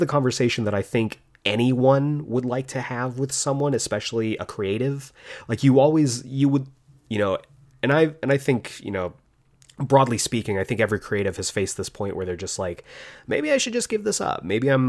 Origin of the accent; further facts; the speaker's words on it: Tucson, Arizona, United States; now in Los Angeles, United States; but I came from Tucson, Arizona, where there's one highway and it goes around the town to Los Angeles, which is just the complete night and day.